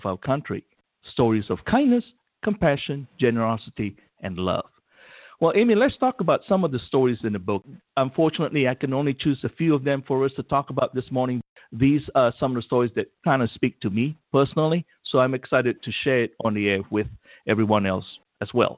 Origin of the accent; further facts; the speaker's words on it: Malaysia; moved away; I grew up in Malaysia